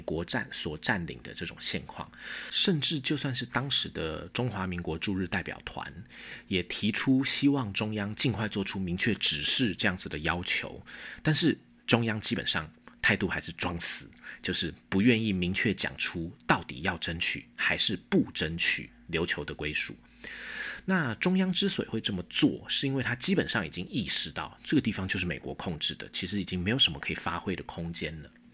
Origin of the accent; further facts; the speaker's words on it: Taiwan; 顺便提醒我们台湾人应该怎么样去理解冲绳